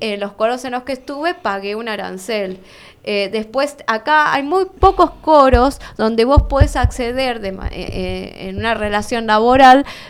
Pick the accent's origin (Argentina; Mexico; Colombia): Argentina; Almirante Brown, Buenos Aires Province; yo soy de Almirante Brown